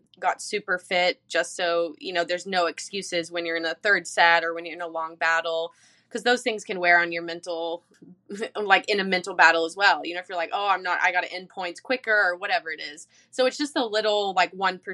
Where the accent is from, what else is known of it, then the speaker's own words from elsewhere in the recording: Charleston, South Carolina, United States; I'm from Charleston.